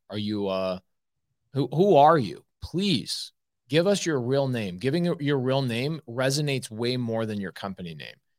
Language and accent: English; United States; I'm an American